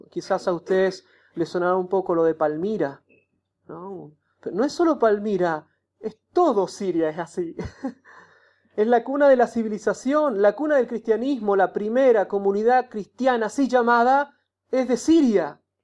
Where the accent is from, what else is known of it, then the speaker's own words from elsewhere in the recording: Chile; moved away as an adult; now in Aleppo, Syria; soy de Chile